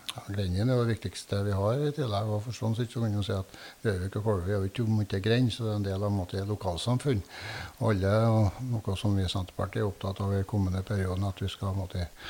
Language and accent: Norwegian; Asplia, Trøndelag, Norway; familiegården der vi er fra, i Sør-Etran, i Asplia